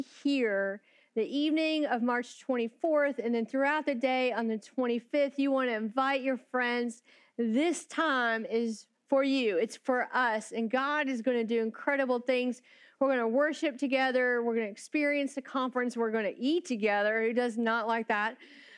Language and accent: English; Florida, United States; I grew up in Florida a few hours from the most magical place on earth